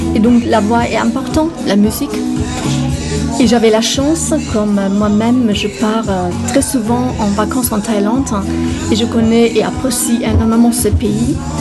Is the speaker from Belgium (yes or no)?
no; Germany; moved away; je suis allemande